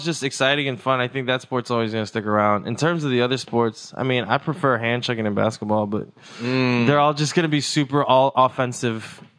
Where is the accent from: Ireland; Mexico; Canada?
Mexico; I come from Mexico. And in Mexico, their problems are like, we have to pay the cartel to sell candy on the beach, bro.